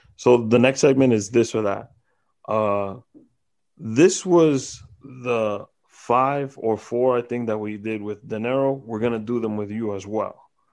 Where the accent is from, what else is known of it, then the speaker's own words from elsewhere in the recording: New York, United States; I'm from New York